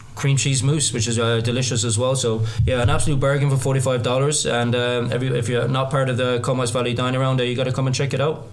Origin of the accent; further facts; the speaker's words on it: Limerick, Munster, Ireland; moved away as an adult; now in Canada; I'm actually Irish. Uh, yeah, down uh, from the south of Ireland, uh, originally from Limerick, um, born and bred